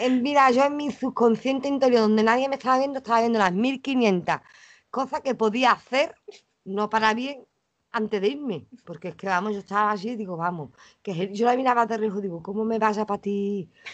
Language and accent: Spanish; Los Palacios y Villafranca, Andalusia, Spain; accent: Andalusian; also born or lived in Dos Hermanas; Que soy andaluza